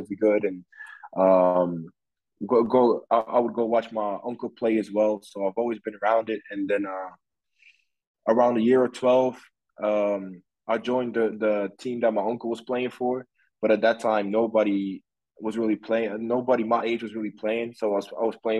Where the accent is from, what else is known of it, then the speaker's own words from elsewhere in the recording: Belgium; moved away as an adult; also born or lived in Towson, Maryland, United States; I'm from Belgium. I'm born in Belgium. My family and all my friends are still in Belgium